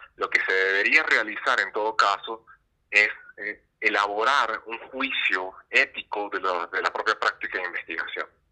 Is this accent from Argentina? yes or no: no; Venezuela; moved away as an adult; also born or lived in France; now in Mexico; soy venezolano